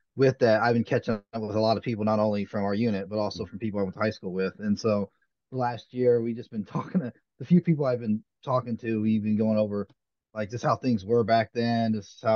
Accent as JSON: {"language": "English", "town": "Council Bluffs", "region": "Iowa", "country": "United States", "tie": "born or raised there", "also_born_or_lived": "Omaha, Nebraska", "said": "So I was born in Omaha, Nebraska, that's where I currently work. But I don't live in Omaha. I actually live across the Missouri River in a town called Council Bluffs, Iowa, and so that's where I grew up, was in Council Bluffs"}